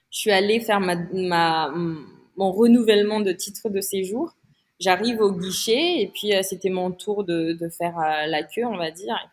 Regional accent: France; j'étais, je suis française

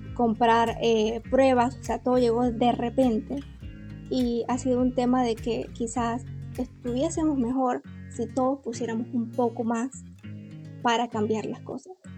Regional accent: Las Tablas, Los Santos, Panama; soy panameña

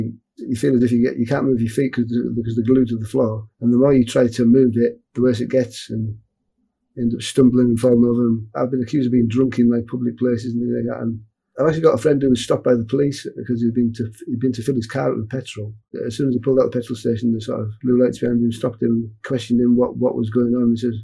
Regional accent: Carlisle, North West England, United Kingdom; I'm from Carlisle in Cumbria, which is north of England.

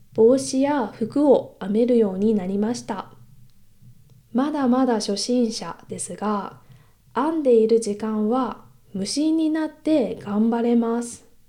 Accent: Kansai, Japan; accent: Kansai dialect; moved away as an adult; now in Europe; 関西生まれなので時々関西弁が出てしまうかもしれませんが

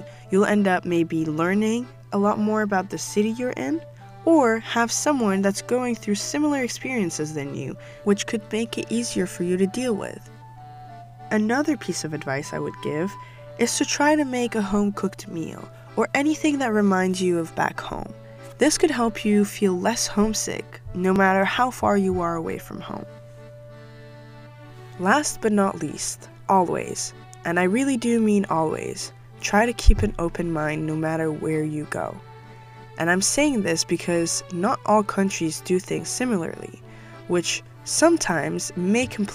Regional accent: Dubai, United Arab Emirates; moved away as an adult; also born or lived in Morocco; I'm Moroccan, and I was raised in Dubai and lived there my entire life, up until 3 years ago.

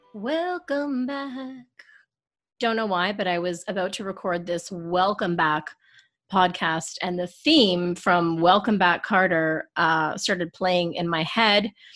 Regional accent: Canada; I'm Canadian

